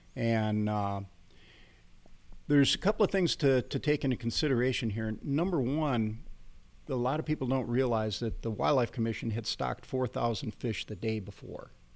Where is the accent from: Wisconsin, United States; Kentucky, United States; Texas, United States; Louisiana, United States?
Wisconsin, United States; Fond du Lac; moved away; also born or lived in Austria; grew up in, uh, in a little place called Fond du Lac